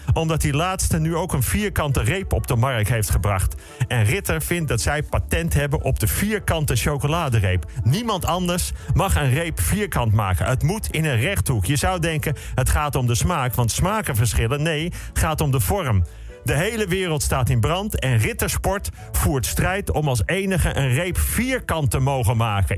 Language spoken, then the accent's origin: Dutch; Netherlands; als Nederlander